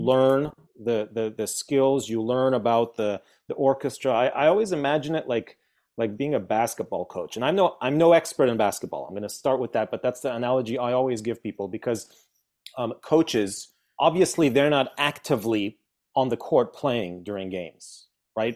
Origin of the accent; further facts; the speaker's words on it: Veracruz, Mexico; moved away; also born or lived in Poland; I was born in Poland, and then we moved to Mexico, and that, that's where I started school. That's where I started music in, in Veracruz, in Mexico.